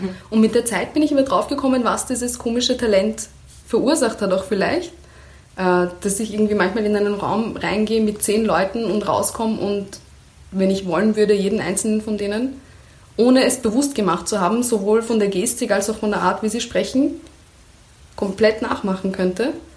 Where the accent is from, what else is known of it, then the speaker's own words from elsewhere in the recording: Iran; moved away; also born or lived in Kermanshah / Tuyserkan / Mahallat; meine schönsten Erinnerungen an meine Kindheit im Iran